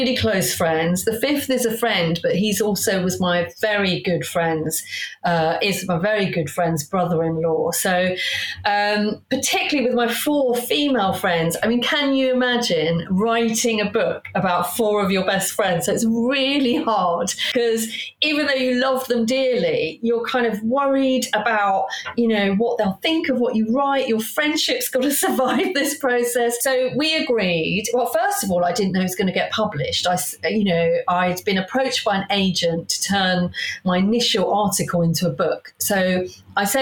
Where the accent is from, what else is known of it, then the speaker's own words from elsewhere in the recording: Hayes, London, United Kingdom; I grew up in Hayes